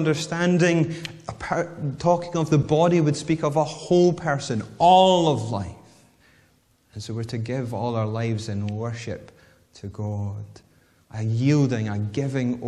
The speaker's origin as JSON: {"language": "English", "town": "Whitburn", "region": "Scotland", "country": "United Kingdom", "tie": "born or raised there", "also_born_or_lived": "Bathgate", "said": "Growing up in Whitburn, yet going to high school in Bathgate, which is about 5 miles away"}